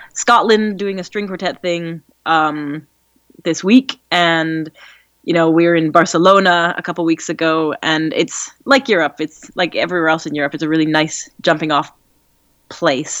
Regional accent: Edmonton, Alberta, Canada; moved away as an adult; also born or lived in Saskatchewan / England; now in London, United Kingdom; I'm from Alberta. I was born in Edmonton

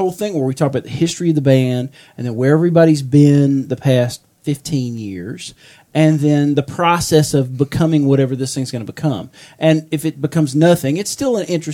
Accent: Meridian, United States; now in Atlanta, United States; I'm going back to my hometown

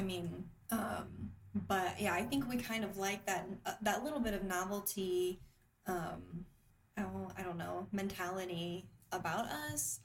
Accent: Huntington, Indiana, United States; also born or lived in Fort Wayne, Indiana; I grew up in the Midwest, um, mostly in a really small town, um, Huntington, Indiana

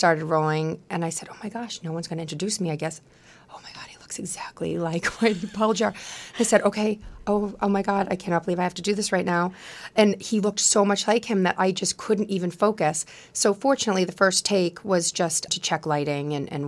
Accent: Quincy, Massachusetts, United States; accent: Boston; My friends that I grew up with in Quincy

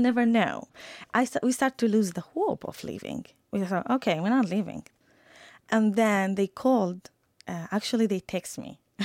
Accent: Iraq; moved away; I'm from Iraq

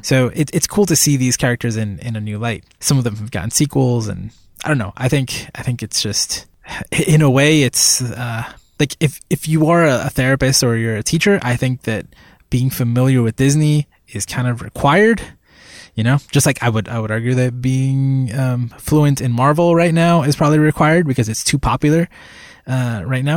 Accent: Puerto Rico; moved away; I was born in Puerto Rico, and that was basically my childhood.

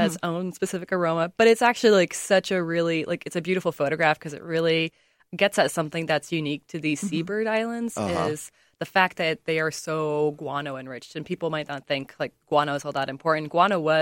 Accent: Boise, Idaho, United States; moved away as an adult; now in Illinois, United States; I grew up just outside of Boise, Idaho

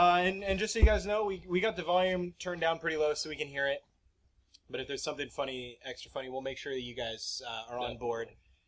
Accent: Oregon, United States; We're from Oregon, so we're beer snobs.

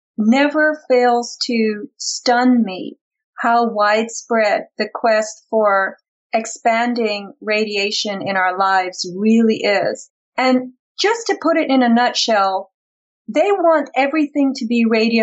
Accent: East Coast, United States; moved away; I come from the East Coast

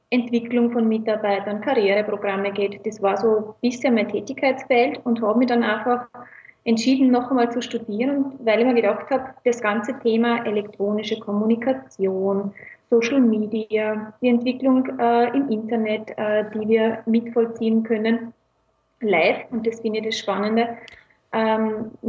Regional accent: Tausendblum, Lower Austria, Austria; now in Vienna, Austria; ursprünglich aus Niederösterreich, aus Tausendblum, um genau zu sein, aber mittlerweile in Wien hauptsächlich gelandet.

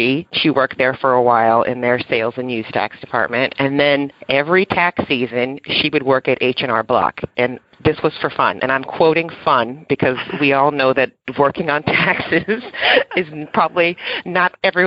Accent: Westerville, Ohio, United States; I grew up in Ohio. It's a small town outside of Columbus, Ohio, called Westerville

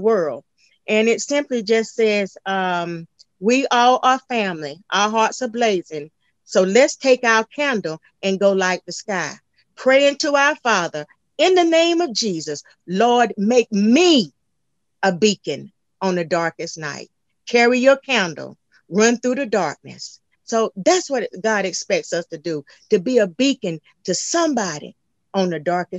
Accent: North Carolina, United States; now in Sumner County, Tennessee, United States; I'm actually originally from North Carolina

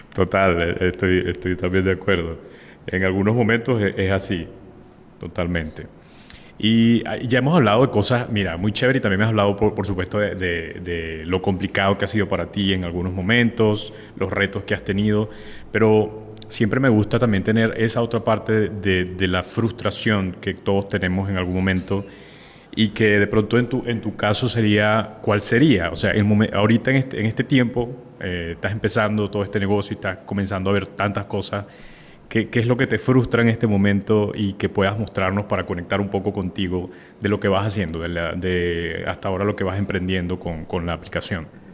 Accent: Venezuela; now in Colombia; yo vivo en Colombia, eh, soy de Venezuela

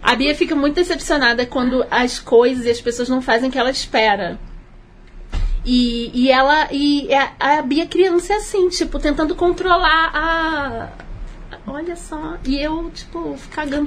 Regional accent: Rio de Janeiro, Brazil; eu sou carioca, né? Como toda boa carioca

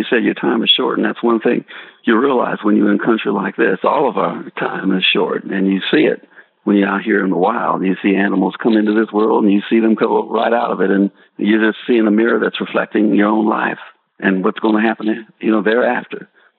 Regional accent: Spartanburg, South Carolina, United States; You know, where I grew up in Spartanburg, South Carolina, my mama talking about a high country, she's talking about heaven.

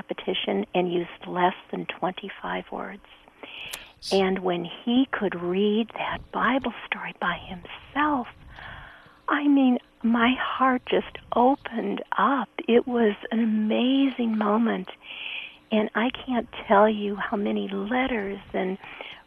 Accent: Chicago, Illinois, United States; My dad was a pastor a mile north of the Loop, so I grew up as a street kid going to Chicago public schools.

